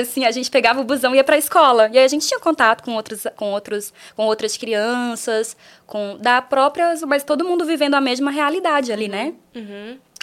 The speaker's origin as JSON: {"language": "Portuguese", "town": "Rio Branco", "region": "Acre", "country": "Brazil", "tie": "born or raised there", "moved": "yes", "said": "eu nasci em Rio Branco, mas eu nasci no interior é, de Rio Branco"}